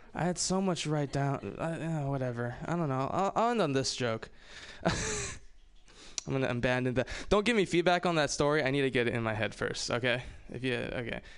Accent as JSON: {"language": "English", "region": "Hawaii", "country": "United States", "moved": "yes", "said": "I'm from Hawaii"}